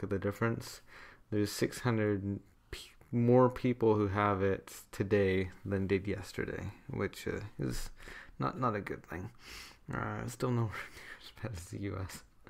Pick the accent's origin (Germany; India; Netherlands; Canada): Canada; my home country of Canada